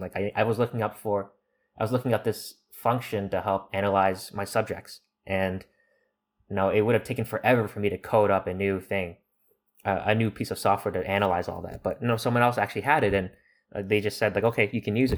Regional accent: Toronto, Ontario, Canada; moved away; I'm from Toronto

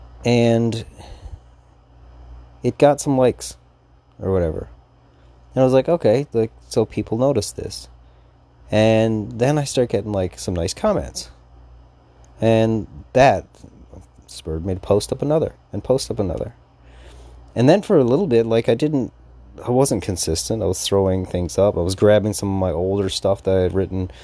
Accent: Newfoundland and Labrador, Canada; I'm from Newfoundland

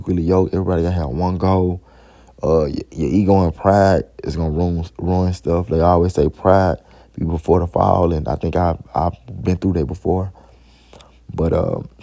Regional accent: Memphis, Tennessee, United States; I'm from Memphis

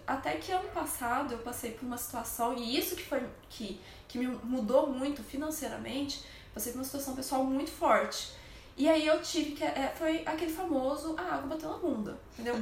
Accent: Brazil; lá a gente é é brasileiro

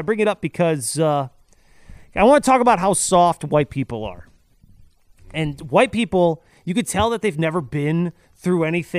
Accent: Venezuela; English is a second language; Bro, I'm from Venezuela, man. I waited 2 hours for a chicken.

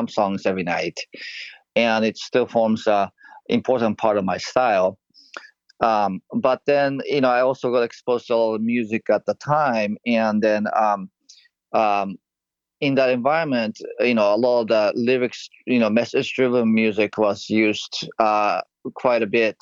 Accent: Japan; moved away; I'm originally from Japan

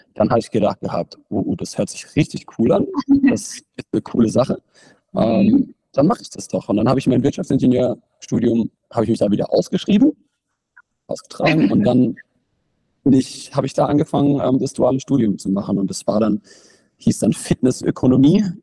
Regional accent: Bruchsal, Baden-Württemberg, Germany; über den Sportverein, in dem ich trainiert habe, bei uns in Bruchsal

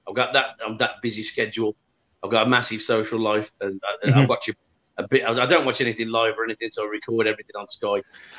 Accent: Birmingham, West Midlands, United Kingdom; So I am from Birmingham, actually.

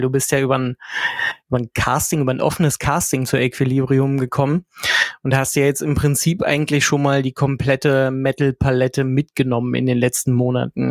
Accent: West Germany, Germany; moved away; ich mich ja auch einreihen als Wessi

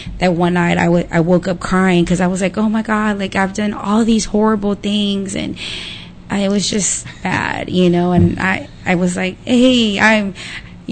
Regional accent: Pleasant Grove, Texas, United States; I'm from Pleasant Grove.

